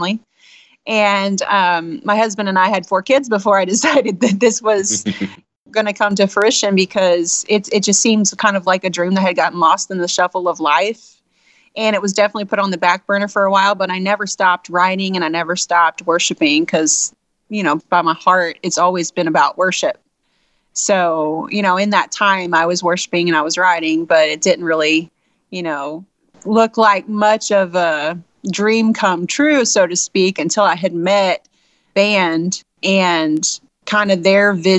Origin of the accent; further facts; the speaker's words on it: Southeast Missouri, United States; we're from Southeast Missouri